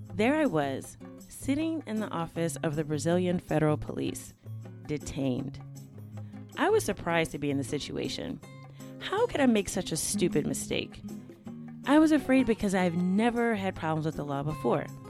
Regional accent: United States; accent: American; I responded with my American accent.

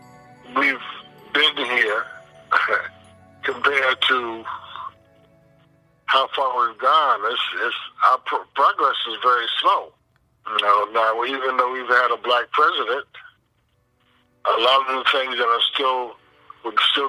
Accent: Somerset, New Jersey, United States; also born or lived in Rome, New York / Alabama / Memphis; The most of my life was in New Jersey, Somerset, New Jersey.

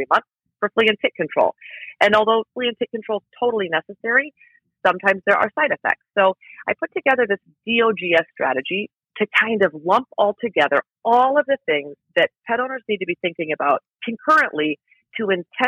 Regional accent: Iowa, United States; now in Chicago, United States; I grew up in Iowa, both of my parents are teachers

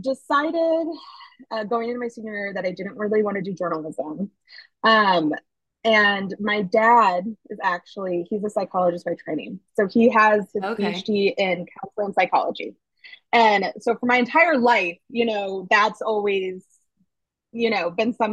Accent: Minnesota, United States; also born or lived in Chicago; now in New York, United States; I'm originally from Minnesota

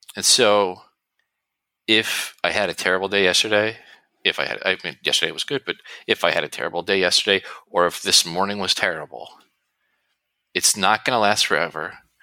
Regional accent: New Jersey, United States; I'm from New Jersey

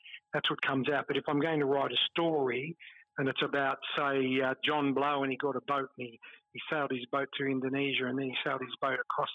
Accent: Melbourne, Victoria, Australia; I grew up in Richmond

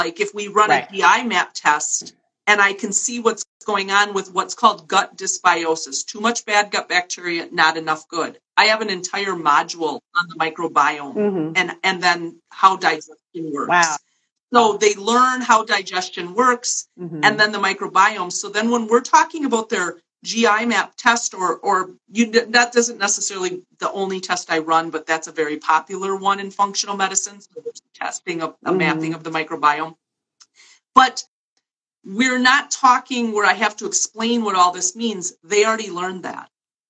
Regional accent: New York City, New York, United States; now in Wisconsin, United States; I live in a small town in Wisconsin, and I moved here from New York City, despite the fact that I now have this accent.

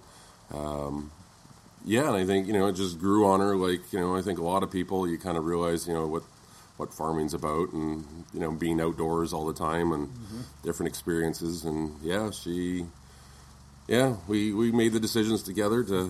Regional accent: Kelowna, British Columbia, Canada; moved away as an adult; growing up in Kelowna and seeing a lot of the family activities

